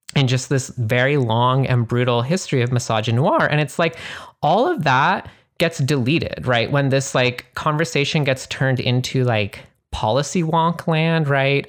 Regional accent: Canada; moved away; I'm originally from Canada

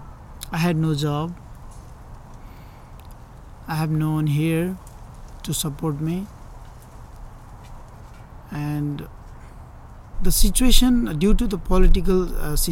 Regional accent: Nepal; moved away as an adult; now in Contra Costa County, United States; I came here from Nepal in 2015, June

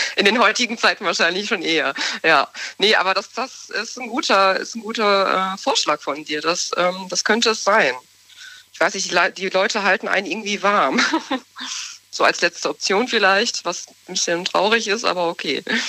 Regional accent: Soest, North Rhine-Westphalia, Germany; Ich komme aus Soest, aus Westfalen, Soest.

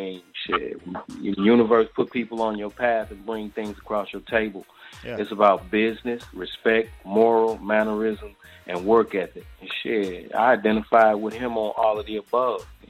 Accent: Mississippi, United States; moved away; I'm from Mississippi originally

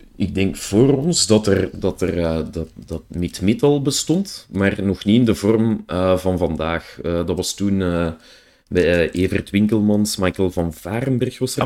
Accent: Brussels, Brussels-Capital Region, Belgium; accent: Brussels; ik heb mijn accent niet mee, ik krijg daar ook geregeld een beetje eh, commentaar op, op mijn, mijn Brusselse air of mijn Brusselse

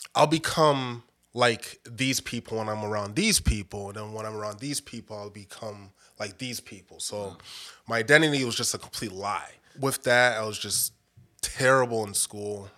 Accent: Bridgeport, Connecticut, United States; moved away as an adult; also born or lived in Roswell, Georgia; now in Georgia, United States; growing up in Bridgeport, Connecticut

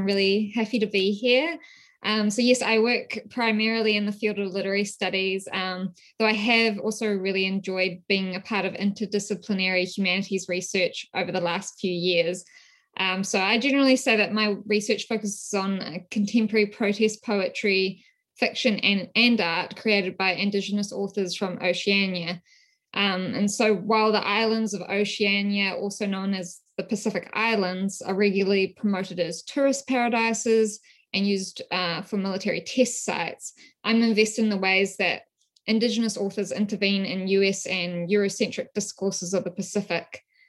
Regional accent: West Papua, Indonesia; also born or lived in New Zealand; So as you might be able to tell from my accent, I'm originally from New Zealand. My research in this field, it's really emerged from my experiences growing up in West Papua.

